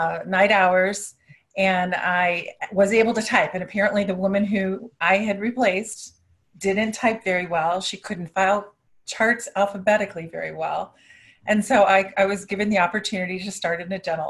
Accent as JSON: {"language": "English", "area": "outside of Cleveland", "region": "Ohio", "country": "United States", "tie": "born or raised there", "also_born_or_lived": "Tampa, Florida", "moved": "yes", "said": "I did grow up in an area outside of Cleveland, Ohio, and I just decided to move back to where my family was"}